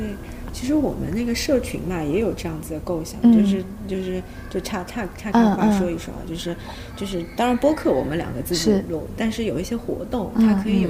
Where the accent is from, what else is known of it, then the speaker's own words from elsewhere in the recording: Shanghai, China; 我从小在杨浦长大